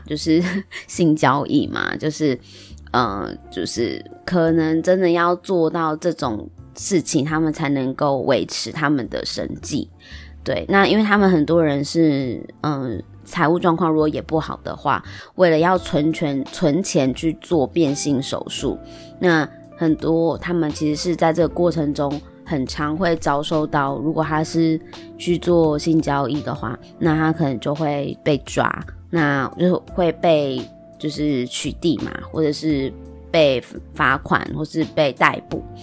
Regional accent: Taiwan; 我们生在台湾

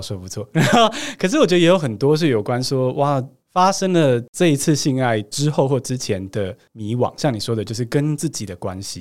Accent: Taiwan; 我是台湾长大嘛

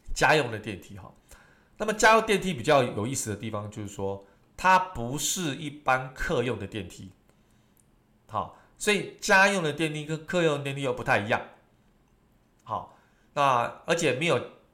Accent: Taiwan; 我们台湾人非常喜欢这种所谓的唱卡拉OK

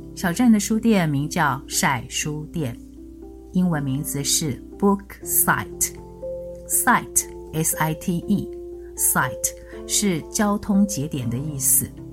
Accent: Xinying, Tainan, Taiwan; moved away; 今天想来谈谈我生长的地方——新营

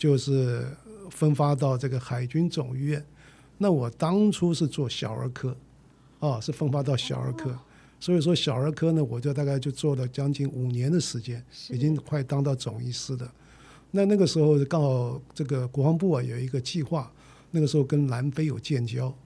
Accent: Chiayi, Taiwan; born there; 我是这个从嘉义出生了哦，我是这个国中第一届。

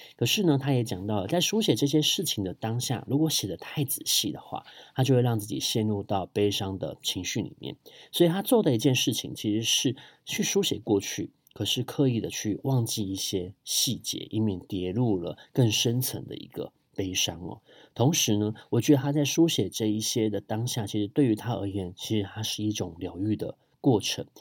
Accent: Taipei, Taiwan; 我从小就生活在很多庙宇的 环境里面哦，呃，从大同区出生的

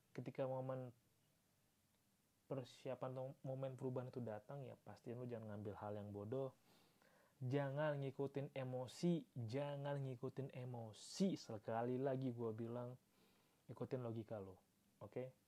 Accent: Yogyakarta, Special Region of Yogyakarta, Indonesia; ya harga rumah di Jogja tuh mahal banget anjir beneran dah gue sebagai warga Jogja kota

